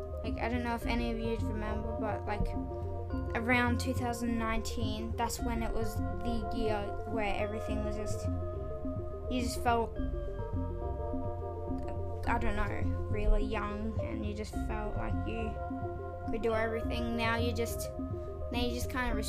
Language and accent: English; Australia; I'm from Australia